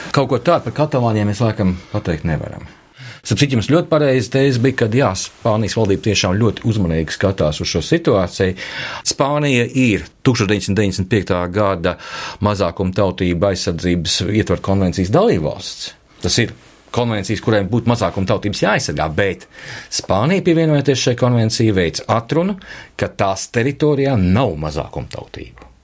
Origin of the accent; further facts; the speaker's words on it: Latvia; kā latvietim